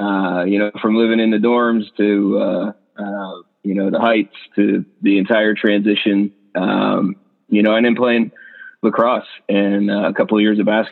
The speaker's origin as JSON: {"language": "English", "town": "Bethlehem", "region": "Pennsylvania", "country": "United States", "tie": "born or raised there", "moved": "as an adult", "lives_now": "Georgia, United States", "said": "I grew up in Bethlehem, Pennsylvania, so not far from Center Valley at all"}